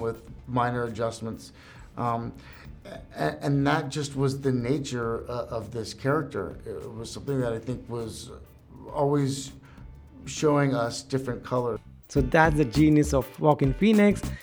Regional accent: India; I was from India

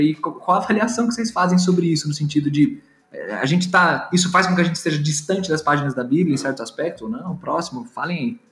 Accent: São Paulo, Brazil; Eu sou paulistano

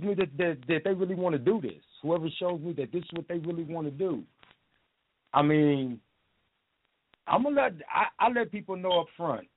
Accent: Minneapolis, Minnesota, United States; also born or lived in Toledo, Ohio; I'm from Toledo, but as far as living here in Minnesota, I grew up over north

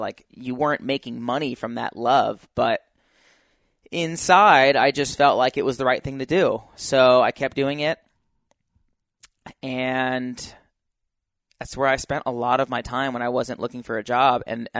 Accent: Utah, United States; I came from Utah, so like no one in California knew me.

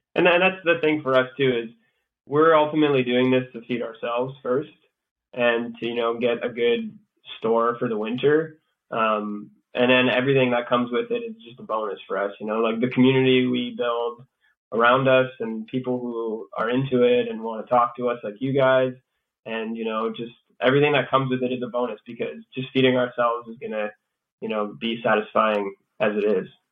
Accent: Sudbury, Ontario, Canada; moved away as an adult; also born or lived in Chelmsford, Ontario / Montreal, Quebec; I grew up here in Sudbury, and um, I grew up on a cattle farm in Chelmsford

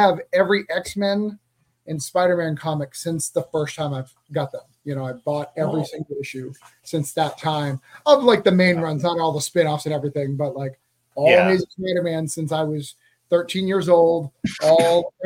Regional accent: Rochester, New Hampshire, United States; now in Florida, United States; I'm from Rochester, New Hampshire

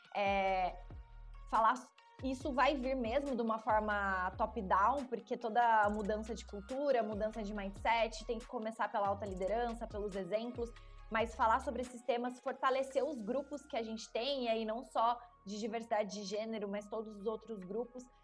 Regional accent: interior of São Paulo, Brazil; sou do interior de São Paulo

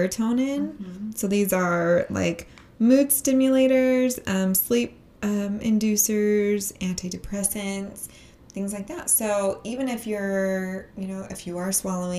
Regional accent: Utah, United States; we grew up in Utah. We're here recording in Utah

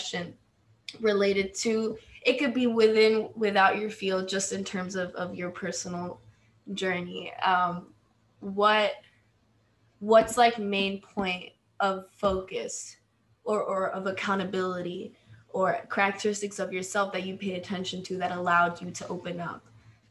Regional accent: Argentina; English is a second language; moved away; I grew up in Argentina and we don't have a word for queer

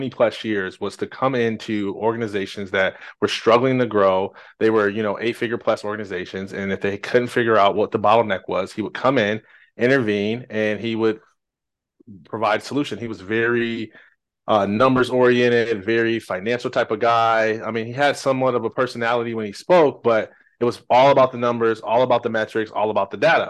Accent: Jackson, Michigan, United States; I'm originally from Jackson, Michigan

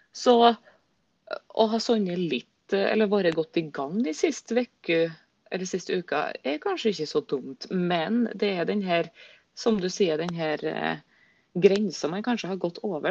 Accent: Surnadal, Møre og Romsdal, Norway; moved away; ble boende hjemme i Surnadal kommune, sikkert der jeg kommer ifra.

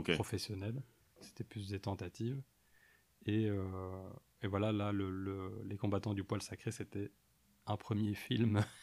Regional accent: Mons, Wallonia, Belgium; also born or lived in Soignies / Ath; je suis né, j'ai grandi à Mons

